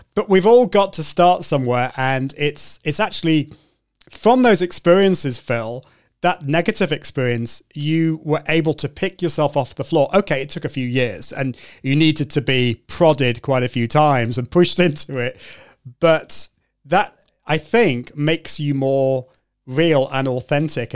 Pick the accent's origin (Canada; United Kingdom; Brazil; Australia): United Kingdom; a Brit coming over to the US